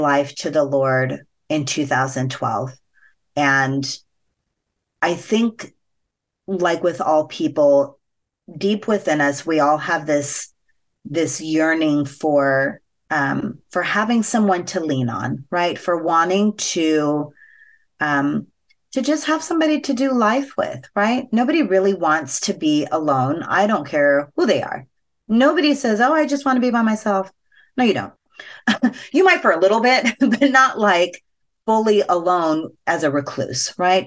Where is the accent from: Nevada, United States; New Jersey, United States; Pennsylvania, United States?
Nevada, United States; Las Vegas; growing up in Vegas, where sex is very much a part of the culture